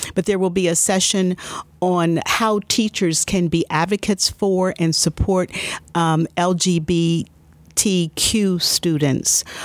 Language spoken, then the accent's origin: English; Columbus, Ohio, United States; I was born and raised here in Columbus, Ohio